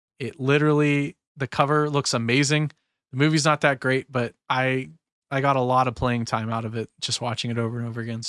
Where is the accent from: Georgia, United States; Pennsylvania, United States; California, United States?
Pennsylvania, United States; Sorry, that's a bad habit. I'm from Western PA, so that's a stupid user.